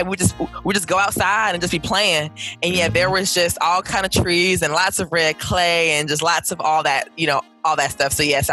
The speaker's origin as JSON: {"language": "English", "town": "Atlanta", "region": "Georgia", "country": "United States", "tie": "born or raised there", "said": "I am a native to Georgia. So I am a Georgia... I am a Georgia native"}